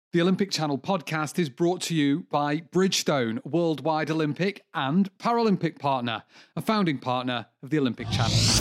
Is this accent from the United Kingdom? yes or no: yes; England, United Kingdom; I'm English